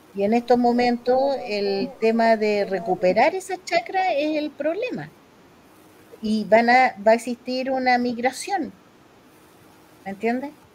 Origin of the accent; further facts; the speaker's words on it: Chile; como chilenos